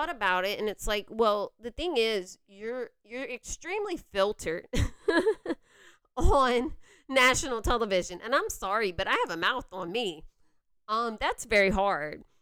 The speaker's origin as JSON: {"language": "English", "region": "Louisiana", "country": "United States", "said": "Like you can still hear that I'm from Louisiana"}